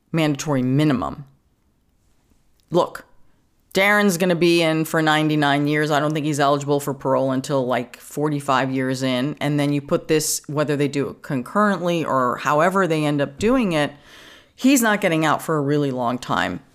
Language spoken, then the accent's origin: English; New York City, New York, United States; I grew up in Queens, you know, in an apartment building